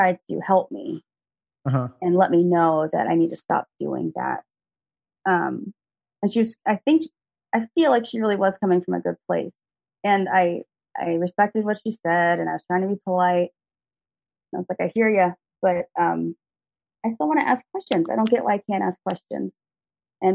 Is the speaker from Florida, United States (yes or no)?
no; Austin, Texas, United States; I'm an only child, born and raised in Austin, Texas